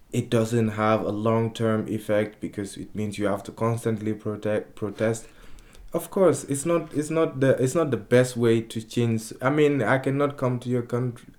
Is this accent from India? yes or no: no; Guinea; also born or lived in Spain; now in Amsterdam, Netherlands; I'm from Guinea